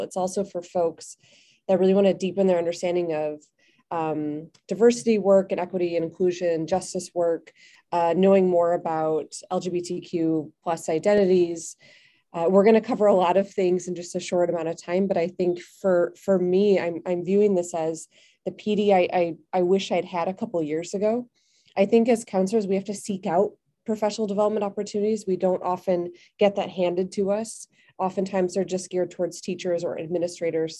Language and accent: English; Chicago, Illinois, United States; also born or lived in Belgium; now in Bangkok, Thailand; I'm originally from Chicago